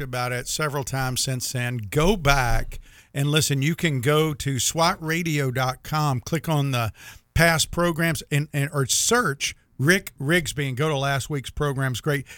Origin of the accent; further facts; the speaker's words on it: Jacksonville, Florida, United States; I'm from Jacksonville